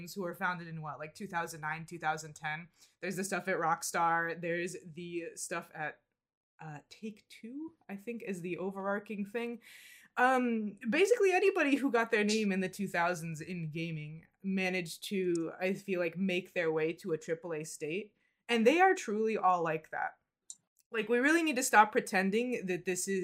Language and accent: English; United States; we're from the United States